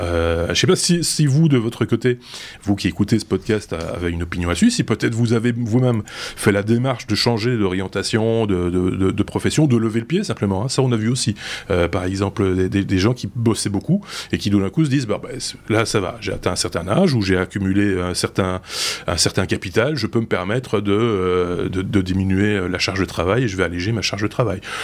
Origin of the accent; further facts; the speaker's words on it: Belgium; par chez nous, en Belgique